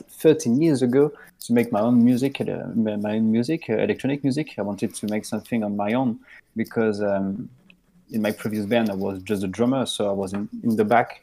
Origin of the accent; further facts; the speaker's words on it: Lyon, Auvergne-Rhône-Alpes, France; I'm a musician from Lyon. It's a city in France.